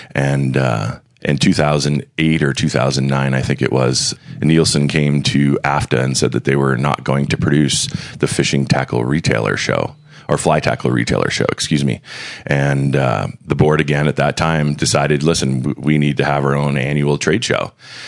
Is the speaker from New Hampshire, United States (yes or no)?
yes; Manchester, New Hampshire, United States; moved away as an adult; now in Montana, United States; I was born in Manchester, New Hampshire. Lived there through, high school, and went to college at Plymouth State University, and then transferred to Montana State University. And I've been in Montana for 26 years now.